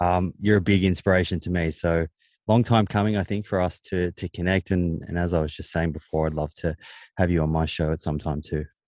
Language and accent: English; Melbourne, Victoria, Australia; I grew up in Melbourne